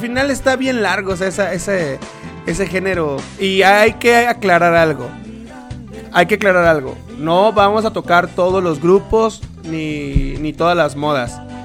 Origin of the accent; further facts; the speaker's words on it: Tabasco, Mexico; moved away; nosotros somos de Tabasco. Bueno, no vivimos allá